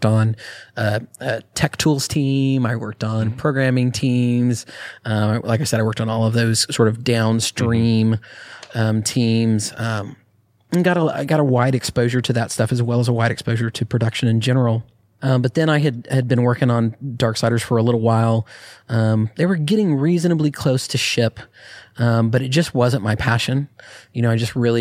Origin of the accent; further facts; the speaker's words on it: Austin, Texas, United States; also born or lived in New Mexico; I grew up in Austin entire career had been in Austin